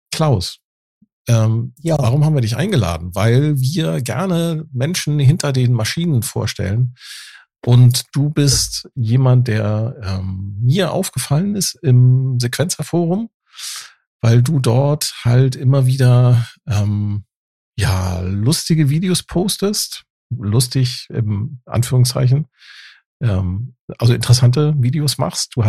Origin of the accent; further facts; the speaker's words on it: near Frankfurt, Hesse, Germany; Aus der Nähe von Frankfurt.